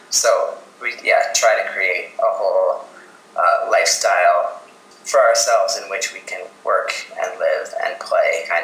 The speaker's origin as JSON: {"language": "English", "region": "Minnesota", "country": "United States", "tie": "born or raised there", "also_born_or_lived": "New York City", "said": "my home state of Minnesota."}